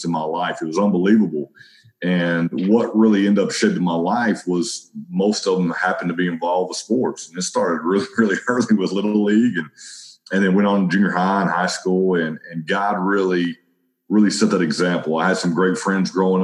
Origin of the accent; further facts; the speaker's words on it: Brownwood, Texas, United States; also born or lived in Waco, Texas / Silver Springs, Texas; I was born in Waco, Texas. Really grew up from the ages of 3 to 16 in Brownwood, Texas